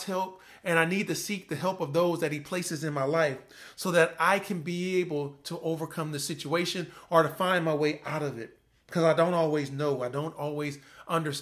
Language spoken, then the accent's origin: English; Compton, California, United States; I'm from Compton, California